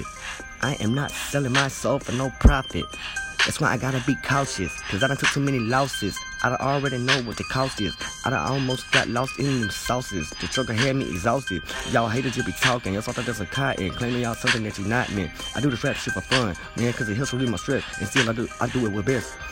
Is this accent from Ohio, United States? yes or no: no; Alabama, United States; I'm from Alabama